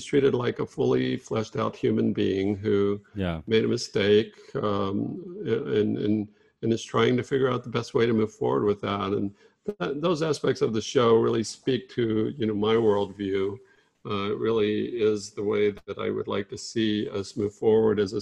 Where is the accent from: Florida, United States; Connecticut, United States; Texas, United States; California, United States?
Texas, United States; Fort Worth; moved away; growing up in Fort Worth around a lot of very casual racism. And it's definitely one of the things that I'm very glad to have moved away from